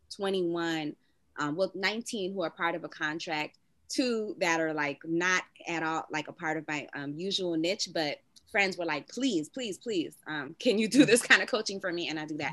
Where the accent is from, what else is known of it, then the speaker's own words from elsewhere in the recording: Miami, Florida, United States; And I'm from Miami